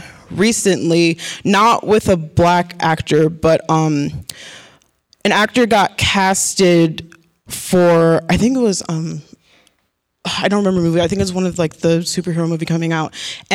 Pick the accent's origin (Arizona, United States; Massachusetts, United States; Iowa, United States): Arizona, United States; Phoenix; I'm from Phoenix, Arizona, and I'm a psychology major.